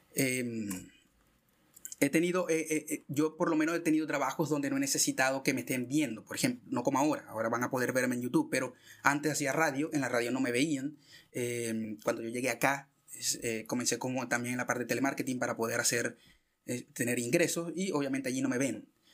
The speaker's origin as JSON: {"language": "Spanish", "country": "Venezuela", "moved": "yes", "said": "yo que soy venezolano"}